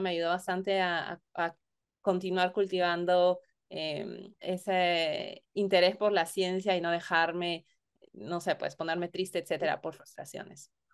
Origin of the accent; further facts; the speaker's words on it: Lima, Peru; moved away as an adult; en Perú, al menos yo nací, crecí en Lima